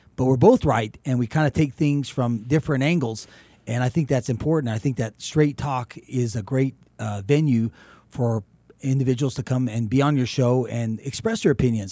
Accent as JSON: {"language": "English", "town": "Carlsbad", "region": "New Mexico", "country": "United States", "tie": "born or raised there", "said": "my hometown Carlsbad"}